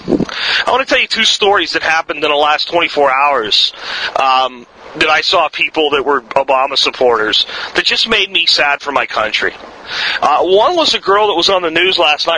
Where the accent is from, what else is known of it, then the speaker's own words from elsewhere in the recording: United States; I'm an American and I live here